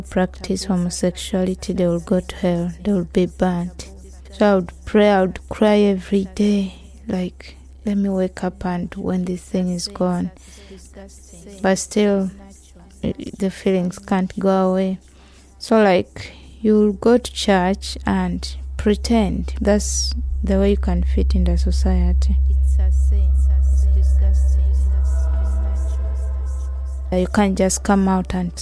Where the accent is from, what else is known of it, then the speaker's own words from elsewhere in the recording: Uganda; moved away as an adult; now in United Kingdom; I'm from Uganda. I came to UK in 2013, November. I left Uganda because of my sexuality